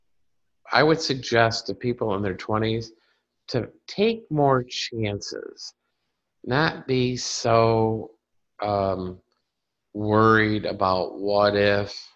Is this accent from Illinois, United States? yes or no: yes; Carpentersville, Illinois, United States; moved away; also born or lived in Dundee, Illinois; my hometown of Carpentersville and Dundee, Illinois